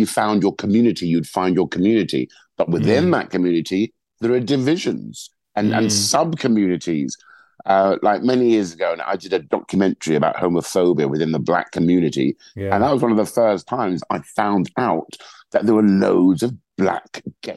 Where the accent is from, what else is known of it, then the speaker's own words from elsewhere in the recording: London, United Kingdom; a Black man who's born and raised in London